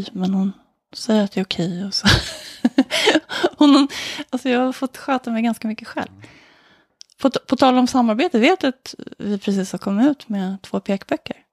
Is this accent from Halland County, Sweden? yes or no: no; Solna, Stockholm County, Sweden; I Råsunda i Solna